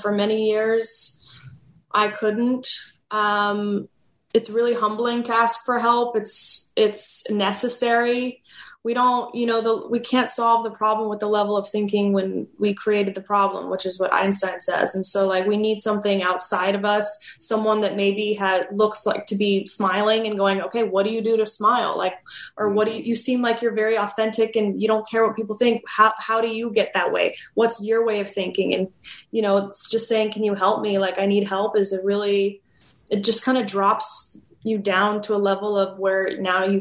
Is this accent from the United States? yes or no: yes; Los Angeles, California, United States; my childhood and growing up in Los Angeles